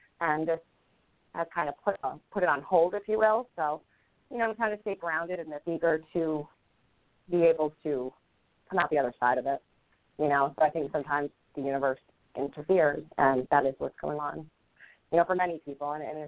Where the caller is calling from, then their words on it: Rhode Island, United States; I am calling in from Rhode Island.